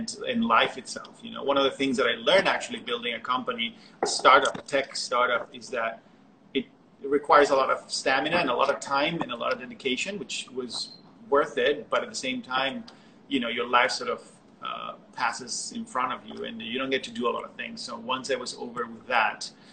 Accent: Barcelona, Catalonia, Spain; moved away as an adult; now in Brooklyn, United States; I'm from Barcelona

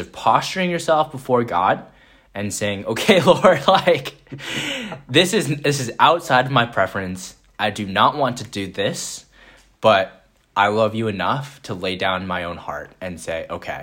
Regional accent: Vancouver, British Columbia, Canada; moved away as an adult; also born or lived in Minneapolis, Minnesota; I was coming obviously from Vancouver, British Columbia

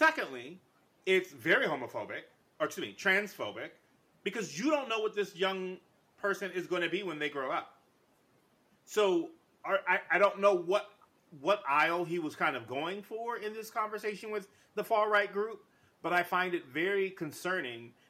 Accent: New York, United States; I'm from New York

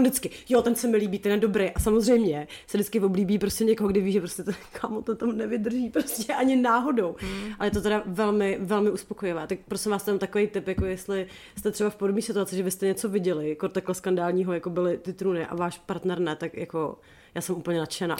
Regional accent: Chomutov, Ústí nad Labem Region, Czechia; u nás v Chomutově

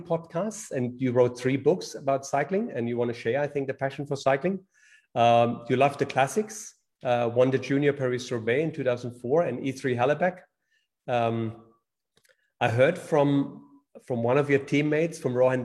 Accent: Black Forest, Baden-Württemberg, Germany; And I'm from the Black Forest in Germany

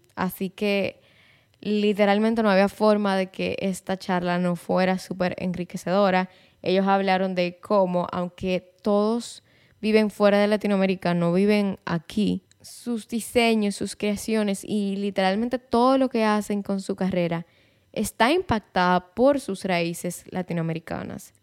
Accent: Santiago de los Caballeros, Santiago, Dominican Republic; Mi familia es de Santiago, yo soy de Santiago, mi vida entera yo he vivido en Santiago

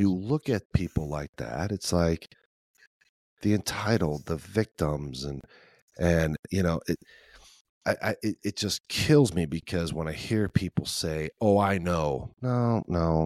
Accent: Chicago, Illinois, United States; now in Midwest, United States; I'm from Chicago

